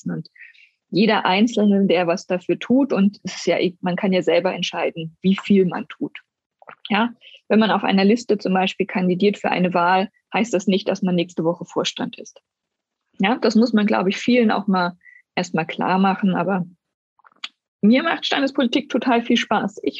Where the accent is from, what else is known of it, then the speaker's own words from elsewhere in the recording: East Germany, Germany; Ich bin ja in Ostdeutschland groß geworden und bei uns war es selbstverständlich, dass eine Frau nach acht Wochen arbeiten geht.